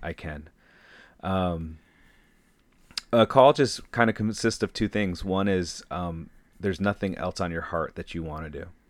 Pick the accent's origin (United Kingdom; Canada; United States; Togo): United States; Saginaw, Michigan; moved away as an adult; also born or lived in Bridgeport, Michigan / Ann Arbor, Michigan; now in Hayward, United States; I was born and raised in Saginaw, Michigan